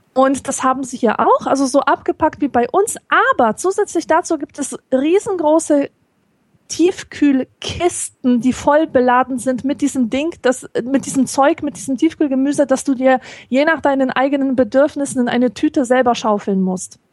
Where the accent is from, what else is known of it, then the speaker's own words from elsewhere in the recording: Poland; moved away; als Polin